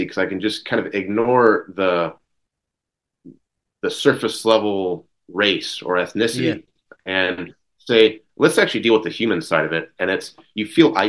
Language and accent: English; small town Oregon, United States; an American from small town Oregon